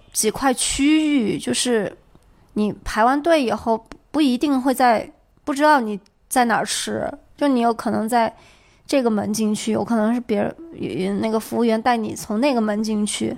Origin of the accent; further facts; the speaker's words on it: Yunnan, China; 我们都作为云南人